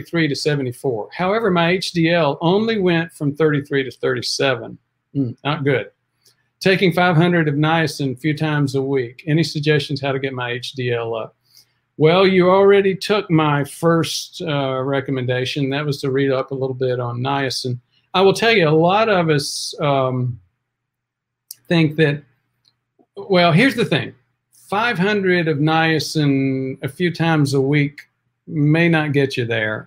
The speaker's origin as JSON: {"language": "English", "town": "Spartanburg", "region": "South Carolina", "country": "United States", "said": "I am from South Carolina, Spartanburg"}